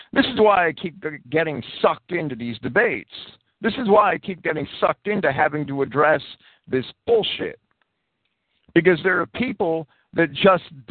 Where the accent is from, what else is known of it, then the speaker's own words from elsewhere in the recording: New Jersey, United States; When I was a kid growing up in New Jersey